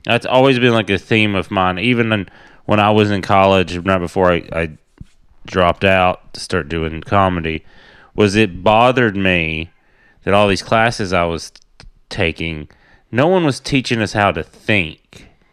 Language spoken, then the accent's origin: English; Tennessee, United States; I grew up in Tennessee on a, like, my grandpa's cattle farm was down the street